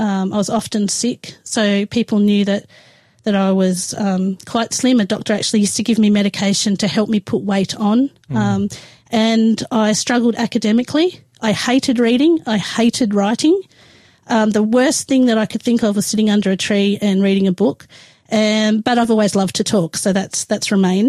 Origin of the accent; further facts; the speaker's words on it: Adelaide, South Australia, Australia; moved away as an adult; I grew up in Adelaide. Until I was 18 years old